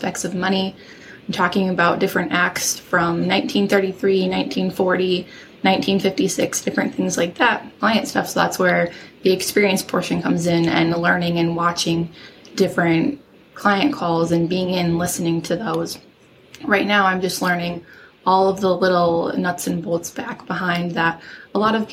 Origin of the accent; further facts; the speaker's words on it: South Dakota, United States; also born or lived in Northeast Ohio; now in Ohio, United States; I grew up in South Dakota before I moved out here